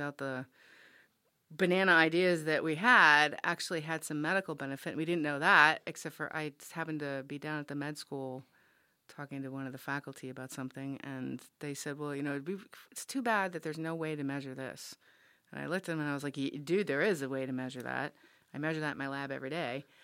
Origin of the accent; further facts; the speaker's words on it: Rhode Island, United States; I grew up in Rhode Island, and, and the Narragansett Reservation right next to University of Rhode Island.